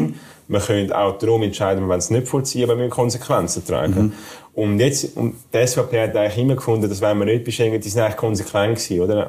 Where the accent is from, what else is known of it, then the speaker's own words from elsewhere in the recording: Zurich, Switzerland; bei meinem Heimatkanton in Zürich